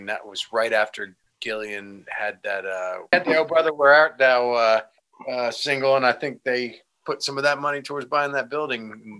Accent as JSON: {"language": "English", "region": "Northwest New Jersey", "country": "United States", "tie": "born or raised there", "also_born_or_lived": "Huntington, New York", "moved": "as an adult", "lives_now": "Nashville, United States", "said": "I was born in Long Island, Huntington, New York, and when I was very little, my parents relocated to Northwest New Jersey"}